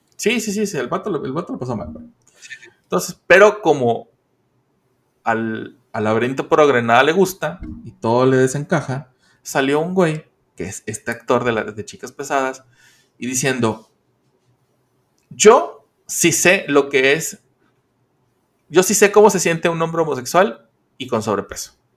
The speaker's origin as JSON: {"language": "Spanish", "country": "Mexico"}